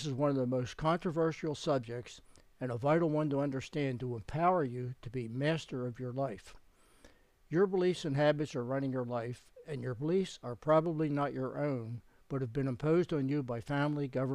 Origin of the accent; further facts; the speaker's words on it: Philadelphia, Pennsylvania, United States; I had been born and raised in the Faith Tabernacle congregation in Philadelphia